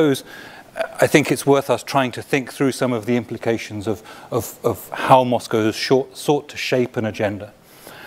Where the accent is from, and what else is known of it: United Kingdom